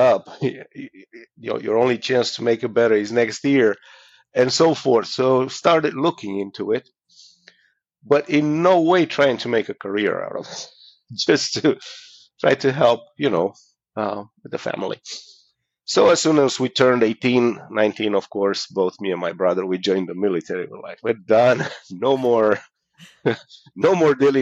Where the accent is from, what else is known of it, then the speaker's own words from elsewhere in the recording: Romania; moved away; I'm from Romania, originally.